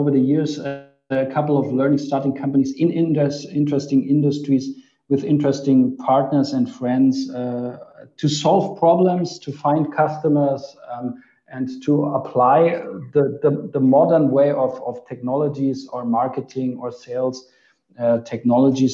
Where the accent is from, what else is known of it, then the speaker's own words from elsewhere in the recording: Munich, Bavaria, Germany; I'm originally from Munich